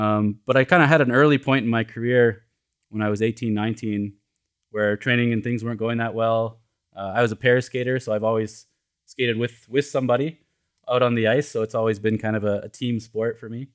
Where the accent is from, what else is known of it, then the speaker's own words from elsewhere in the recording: Edmonton, Alberta, Canada; moved away as an adult; now in Los Angeles, United States; I grew up in Canada